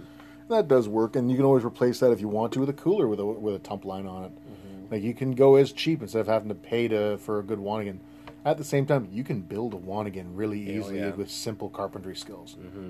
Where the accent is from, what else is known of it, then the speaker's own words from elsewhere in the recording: Saugeen River, Ontario, Canada; I grew up on the Saugeen River